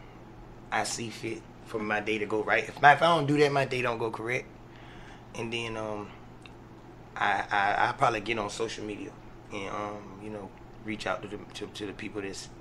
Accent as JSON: {"language": "English", "town": "Portsmouth", "region": "Virginia", "country": "United States", "said": "Definitely from Portsmouth."}